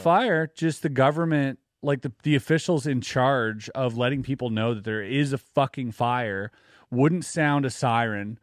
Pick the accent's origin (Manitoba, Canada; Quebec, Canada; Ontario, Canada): Quebec, Canada; growing up in Quebec